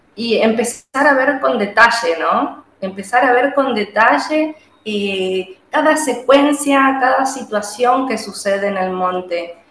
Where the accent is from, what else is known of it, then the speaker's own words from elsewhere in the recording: Juan José Castelli, Chaco, Argentina; soy de Juan José Castelli, eh, un pueblo que hoy ya es ciudad, que está ubicado en la provincia del Chaco, en el norte argentino